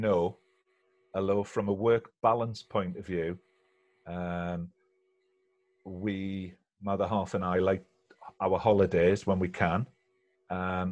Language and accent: English; Seaton Sluice, North East England, United Kingdom; moved away as an adult; also born or lived in Newcastle; now in West Yorkshire, United Kingdom; I'm from a little fishing village called Seaton Sluice